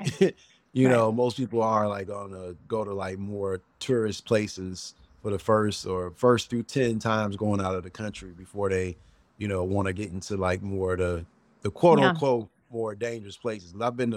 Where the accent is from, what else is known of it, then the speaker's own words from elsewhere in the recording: Chicago, Illinois, United States; I let them know I'm from the South Side of Chicago.